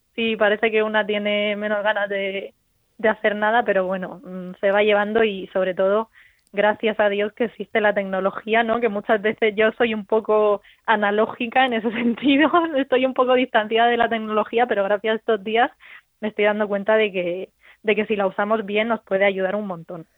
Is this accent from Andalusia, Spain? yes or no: no; Region of Murcia, Spain; yo como murciana